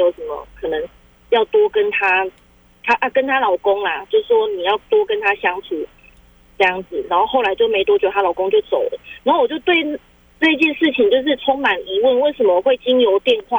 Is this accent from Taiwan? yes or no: yes; Taiwan; 台湾的，我们台湾人做的。